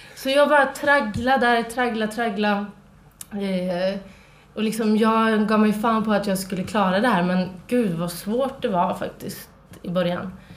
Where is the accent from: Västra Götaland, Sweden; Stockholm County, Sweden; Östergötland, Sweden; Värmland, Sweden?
Västra Götaland, Sweden; Trollhättan; moved away; Jag eh, kommer från Trollhättan